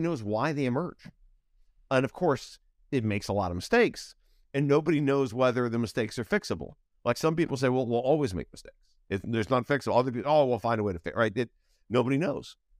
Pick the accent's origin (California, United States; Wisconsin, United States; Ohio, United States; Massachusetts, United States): Ohio, United States; moved away as an adult; also born or lived in Chicago / San Francisco; I grew up in Ohio